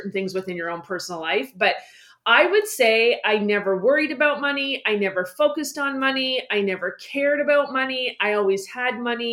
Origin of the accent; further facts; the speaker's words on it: Ontario, Canada; I reside, born, raised in Ontario, Canada